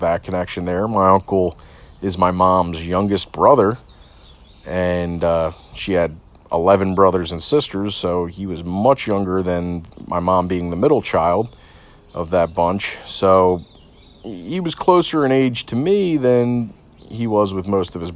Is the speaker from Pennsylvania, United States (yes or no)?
yes; Delaware County, Pennsylvania, United States; I grew up in Delaware County